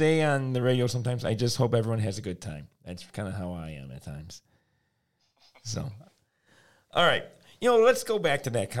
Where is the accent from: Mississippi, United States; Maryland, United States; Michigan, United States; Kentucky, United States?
Michigan, United States; Detroit; We are both living in the Detroit area. We're from Michigan. We grew up in Detroit.